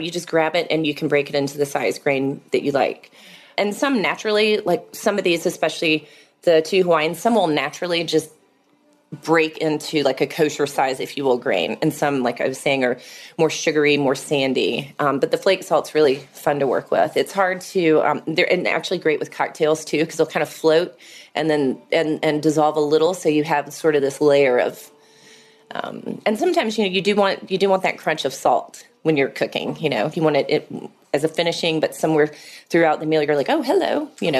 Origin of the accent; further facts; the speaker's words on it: Atlanta, Georgia, United States; moved away; I moved back to Atlanta, my, um, my hometown